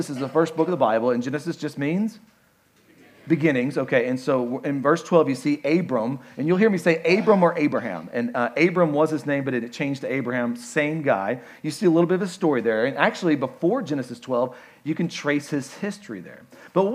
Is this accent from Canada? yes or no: no; Kentucky, United States; I'm from Kentucky